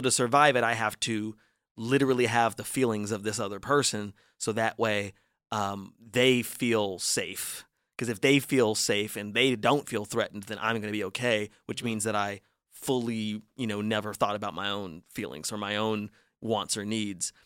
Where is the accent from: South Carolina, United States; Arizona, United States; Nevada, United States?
Nevada, United States; Las Vegas; I'm from Vegas